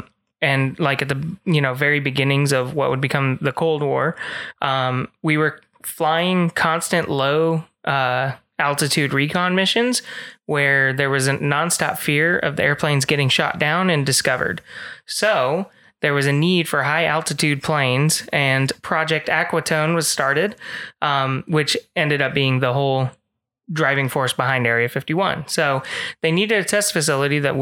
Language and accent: English; Las Vegas, Nevada, United States; I grew up in Las Vegas